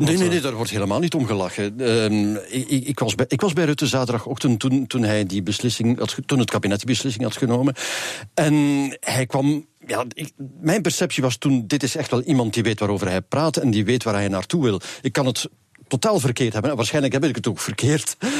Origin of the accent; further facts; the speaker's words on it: Flanders, Belgium; bij ons in Vlaanderen